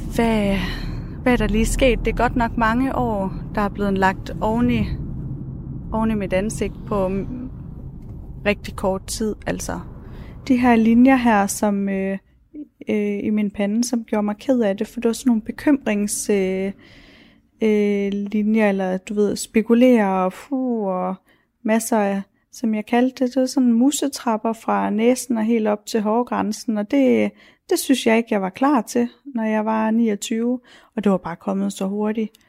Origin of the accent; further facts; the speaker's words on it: Ilskov, Central Denmark Region, Denmark; moved away as an adult; now in Vejle, Denmark; Jeg voksede op i Ilskov, øh, en lille bitte by i Midtjylland